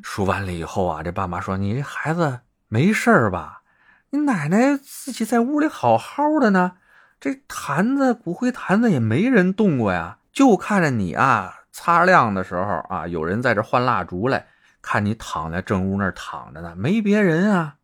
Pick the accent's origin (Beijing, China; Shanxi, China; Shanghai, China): Beijing, China; accent: Beijing dialect; 我们北京人就说“法讽”字